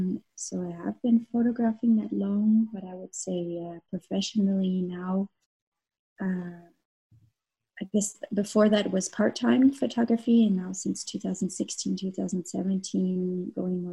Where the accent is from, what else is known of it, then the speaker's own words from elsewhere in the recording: Canada; moved away as an adult; now in Munich, Germany; I'm Canadian. I've been living in Munich for 9 years now.